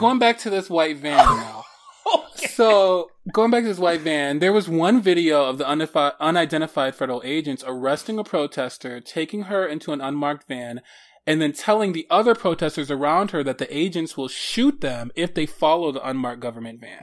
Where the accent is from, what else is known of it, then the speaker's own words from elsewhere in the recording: Detroit, Michigan, United States; Detroit, my hometown